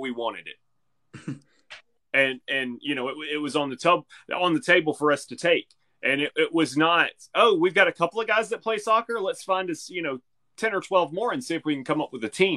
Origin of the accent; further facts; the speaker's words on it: Corner, Alabama, United States; I grew up in Corner, Alabama.